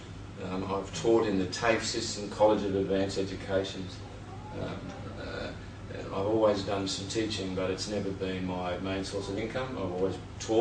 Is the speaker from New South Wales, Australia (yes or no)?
yes; Sydney, New South Wales, Australia; moved away as an adult; now in Byron Bay, Australia; I grew up in the Shire, I'm a Shire boy.